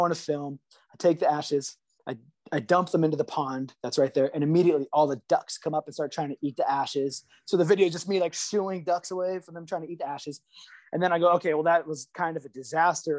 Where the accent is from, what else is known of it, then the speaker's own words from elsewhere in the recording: Los Angeles, California, United States; moved away as an adult; now in San Francisco, United States; I was born and raised in Los Angeles and then moved up to the Bay in like 2005